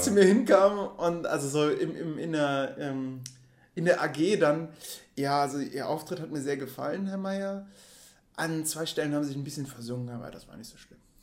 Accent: Geilenkirchen, North Rhine-Westphalia, Germany; ich komme halt aus Würm, ich bin Würmer

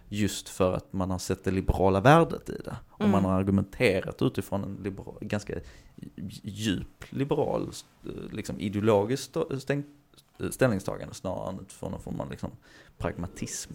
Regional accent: Hör, Skåne, Sweden; jag är uppväxt i Hör och närmsta simhall var i Eslöv

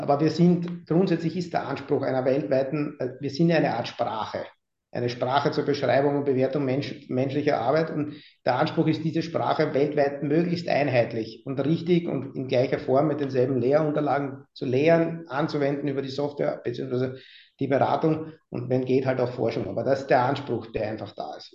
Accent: Austria; moved away as an adult; now in Hamburg, Germany; als Österreicher

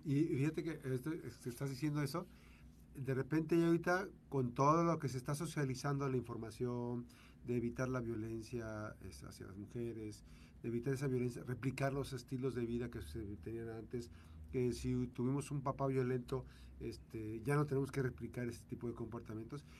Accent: Mexico; ya somos mexicanos o nos sentimos muy mexicanos

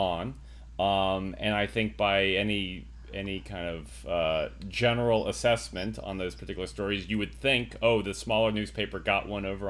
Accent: New Mexico, United States; moved away; I was born in New Mexico, but I'm choosing to live my life elsewhere

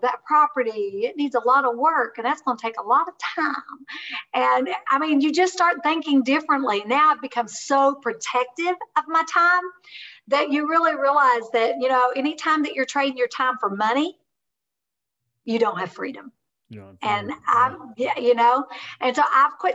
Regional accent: Kentucky, United States; I am a hillbilly from Kentucky.

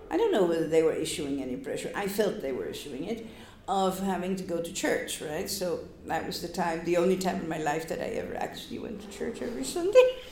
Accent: Gdynia, Pomeranian Voivodeship, Poland; first language Polish; English is a second language; moved away as an adult; also born or lived in Sri Lanka; now in New York, United States; I'm from the North, I'm from the Baltic Sea. Okay, so I'm from Gdynia

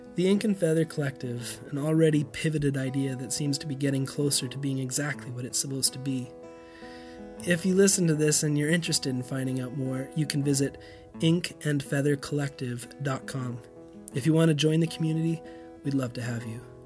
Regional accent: Canada; moved away as an adult; also born or lived in Europe; As a kid growing up in Canada, castles and old towns were the things of stories, not our normal

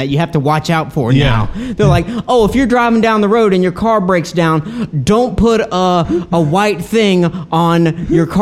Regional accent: Jackson, United States; moved away; when I was from Jackson, that's a big city. We had state fairs

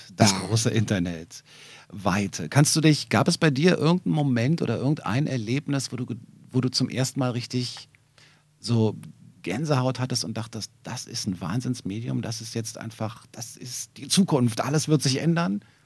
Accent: Berlin, Germany; ich bin im Wedding geboren und dann aber in Wilmersdorf aufgewachsen

